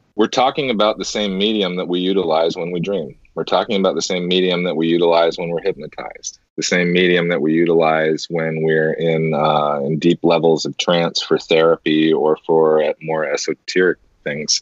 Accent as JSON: {"language": "English", "country": "United States", "said": "I, as an American, I'll speak for a lot of us here in America."}